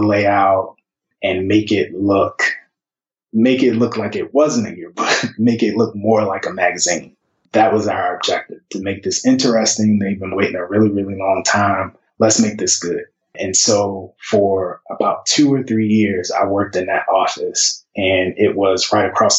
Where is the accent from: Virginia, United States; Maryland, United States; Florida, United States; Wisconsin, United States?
Maryland, United States; Baltimore; I grew up in Baltimore City, and I grew up not too far from Morgan State University, where I later went to school